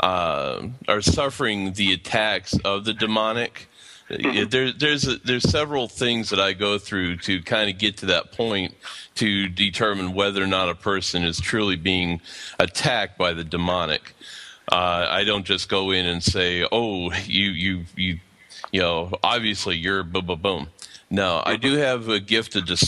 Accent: Pennsylvania, United States; moved away as an adult; now in Atlanta, United States; I'm actually originally out of Pennsylvania, but currently I'm living in southwest of Atlanta, Georgia.

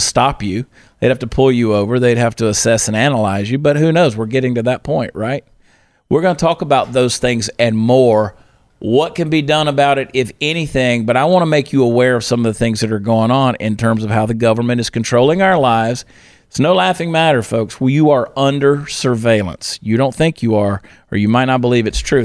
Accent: Georgia, United States; my hometown in Georgia

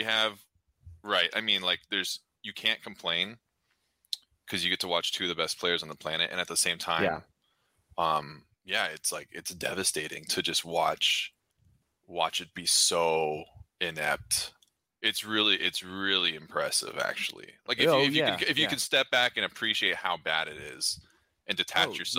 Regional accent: Orange County, California, United States; moved away as an adult; now in Hawaii, United States; So I was born in California. I'm from Orange County

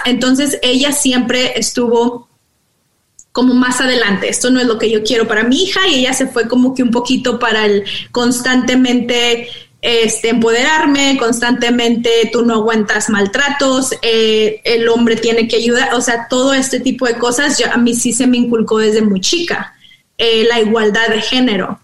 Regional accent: Monclova, Coahuila, Mexico; now in United States; Yo soy originaria de Monclova, Coahuila entonces, creciendo allá en los noventas

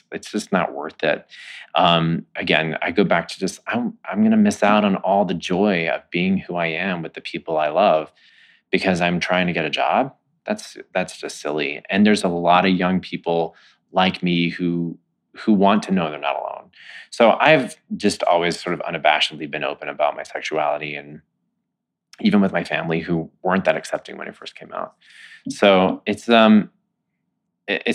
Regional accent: Texas, United States; moved away; I'm from Texas

